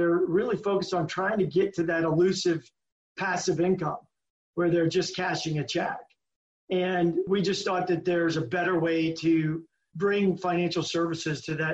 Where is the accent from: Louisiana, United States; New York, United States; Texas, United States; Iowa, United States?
Louisiana, United States; moved away; also born or lived in Germany; I grew up in Louisiana